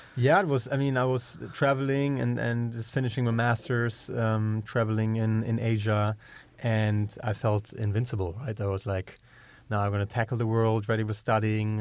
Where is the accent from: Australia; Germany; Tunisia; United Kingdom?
Germany; accent: German; English is a second language; moved away as an adult; also born or lived in Georgia, United States; We're originally from Europe, as you can tell from my German accent. I'm German.